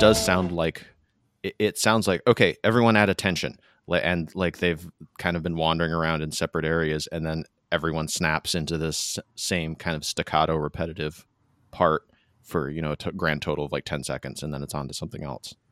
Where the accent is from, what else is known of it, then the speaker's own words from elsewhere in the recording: Michigan, United States; the malls where I grew up in Michigan.